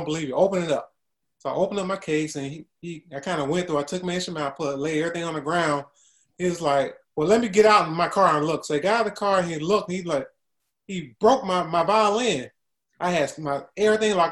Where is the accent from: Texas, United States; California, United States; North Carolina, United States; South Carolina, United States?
South Carolina, United States; Columbia; My hometown, I'm originally from Columbia, South Carolina.